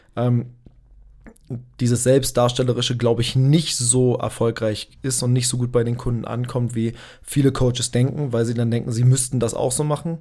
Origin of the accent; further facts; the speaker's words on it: Berlin, Germany; Ich komme aus Berlin. Ich bin, äh, geboren in, äh, Berlin, aufgewachsen in Berlin